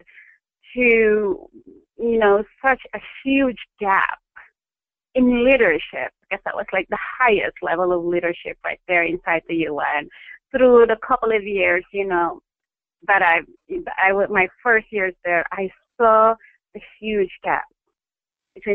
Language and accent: English; Philippines; I grew up in the Philippines. Born and bred, educated